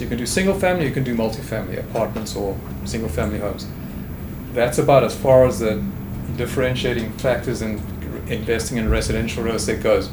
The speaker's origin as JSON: {"language": "English", "country": "South Africa", "also_born_or_lived": "England", "moved": "as an adult", "lives_now": "Houston, United States", "said": "I'm a South African"}